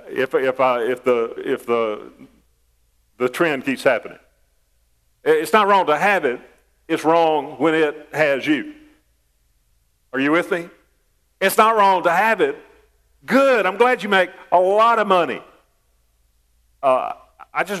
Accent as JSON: {"language": "English", "country": "United States", "tie": "born or raised there", "said": "I was born in America, a land of freedom and riches"}